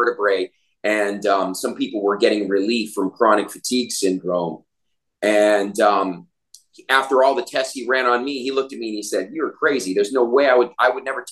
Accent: Naples, Florida, United States; moved away as an adult; also born or lived in Atlanta; now in Costa Rica; I'm here in Naples, where I grew up here in Naples, Florida.

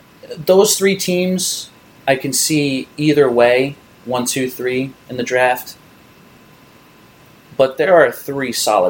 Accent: New York, United States; As a New Yorker

